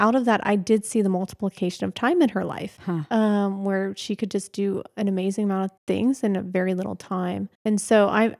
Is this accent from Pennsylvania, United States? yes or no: yes; Pennsylvania, United States; Okay. Well, I grew up in Pennsylvania, mm-hmm. so I'm not a native Texan. Although, of course, for all the Texans, I got here as quick as I could. grew up in Pennsylvania